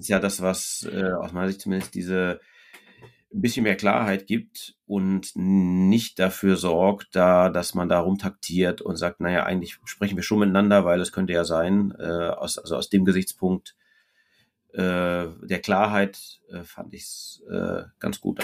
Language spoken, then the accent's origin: German; Austria; now in Hamburg, Germany; ich bin Österreicher